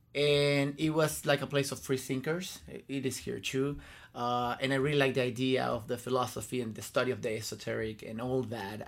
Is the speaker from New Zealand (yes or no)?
no; La Serena, Coquimbo, Chile; moved away as an adult; also born or lived in Concepción, Chile / Santiago, Chile; I grew up in La Serena, and un, until I went to college, then I moved to, to go, to Santiago.